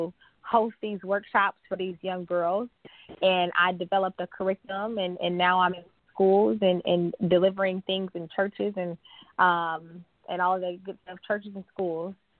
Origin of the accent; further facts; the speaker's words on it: Milwaukee, Wisconsin, United States; moved away; I grew up in Milwaukee, Wisconsin